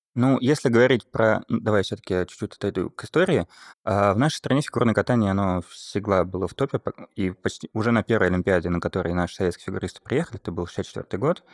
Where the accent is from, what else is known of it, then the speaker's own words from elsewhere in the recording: Saint Petersburg, Russia; я родом из Петербурга